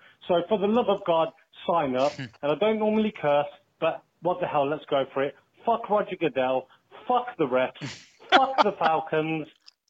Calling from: England, United Kingdom; because I'm calling from England.

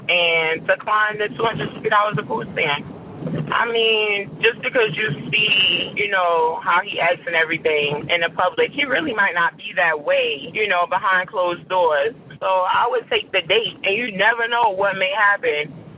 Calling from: Pennsylvania, United States; calling from Pennsylvania.

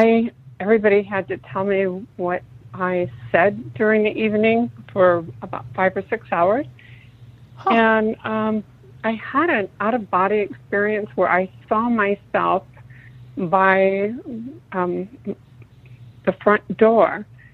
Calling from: San Francisco Bay Area, California, United States; I'm calling from the Bay Area.

